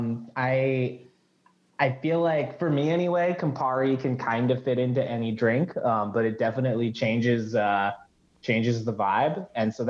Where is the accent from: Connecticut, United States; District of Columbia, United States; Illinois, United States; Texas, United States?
Connecticut, United States; northern; now in Detroit, United States; I'm from like the northern part of Connecticut, right along the Massachusetts border